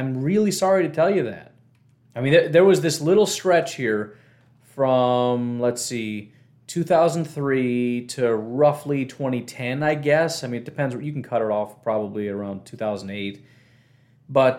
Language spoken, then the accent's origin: English; Illinois, United States; now in Wisconsin, United States; when I grew up in Illinois